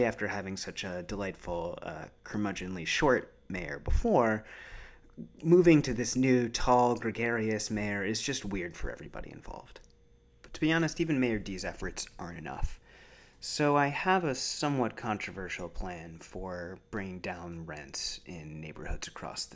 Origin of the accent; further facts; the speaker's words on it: New York City, New York, United States; I'm a New Yorker